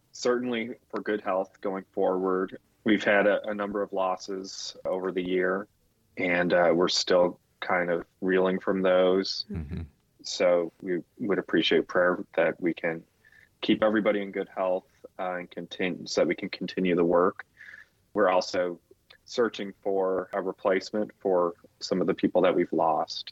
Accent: Chicago, Illinois, United States; I grew up in Chicago

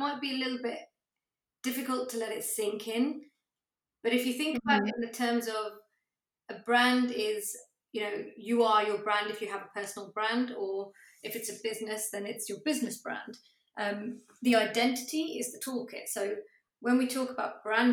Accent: Coventry, West Midlands, United Kingdom; now in Cambridge, United Kingdom; I come from Coventry and I now live in Cambridge

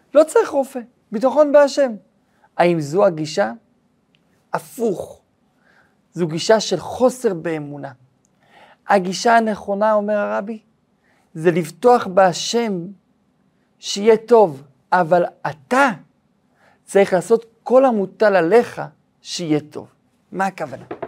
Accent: Israel; כשהייתי ילד בן שלוש, הזיכרון אולי הראשון שלי, זה הזיכרון של מלחמת המפרץ. זה הזיכרון הראשון שלי בחיי, את המסכות של הילדים, את הנסיעה בזמן המלחמה, מלחמת המפרץ שהייתה פה בארץ ישראל

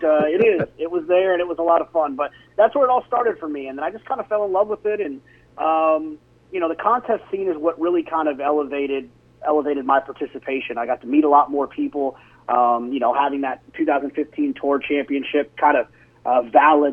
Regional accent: Dallas, Texas, United States; now in Austin, United States; I grew up in Dallas-Fort Worth

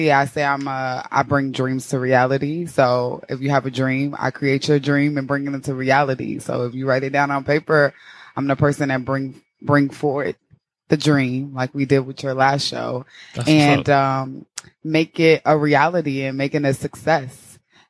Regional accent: St. Louis, Missouri, United States; moved away as an adult; also born or lived in Connecticut; now in New York, United States; I am originally from St. Louis, Missouri

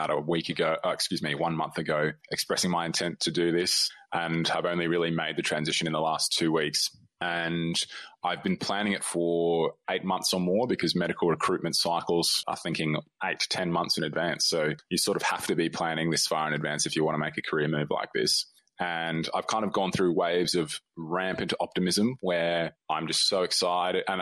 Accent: Australia; I'm an Australian doctor

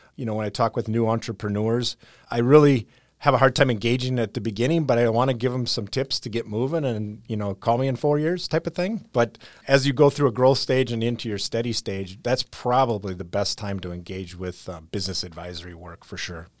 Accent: Whitewater, Wisconsin, United States; Whitewater, Wisconsin

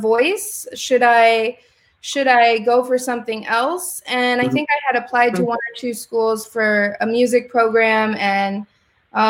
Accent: Springfield, Illinois, United States; I grew up in Springfield, Illinois, which is the middle of Illinois

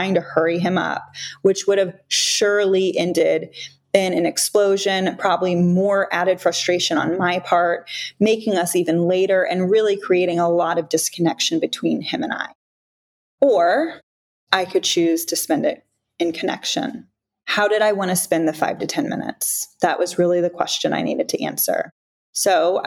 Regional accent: South Florida, United States; I grew up in South Florida at the beaches on the Atlantic Ocean

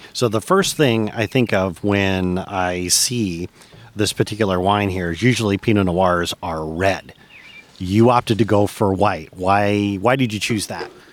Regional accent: Michigan, United States; moved away as an adult; After 20 years, I've returned to my native Michigan, and I'm looking to reconnect with my home state.

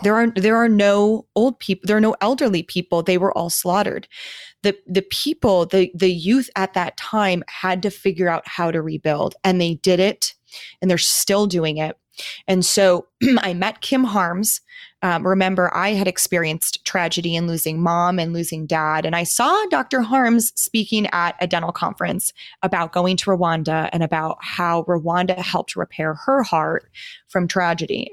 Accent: Milwaukee, Wisconsin, United States; moved away as an adult; also born or lived in Minnesota; now in Phoenix, United States; my hometown

